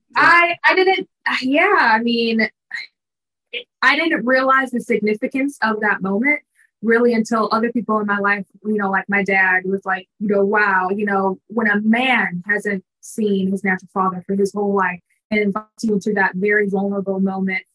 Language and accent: English; Minnesota, United States; now in Dallas, United States; I was like newish to the Dallas area because I'm from Minnesota